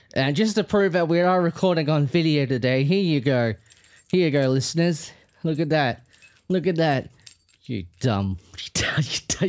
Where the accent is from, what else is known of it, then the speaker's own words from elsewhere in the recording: Melbourne, Victoria, Australia; I was born in Fitzroy.